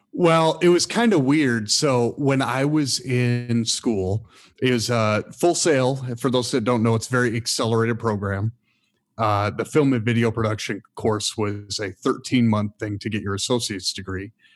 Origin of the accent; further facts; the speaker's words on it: Michigan, United States; moved away; I'm, I'm from Michigan originally